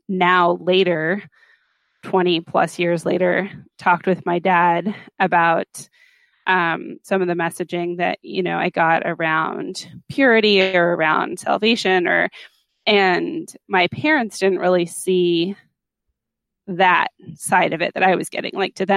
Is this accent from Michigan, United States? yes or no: no; Los Angeles, California, United States; I grew up in Los Angeles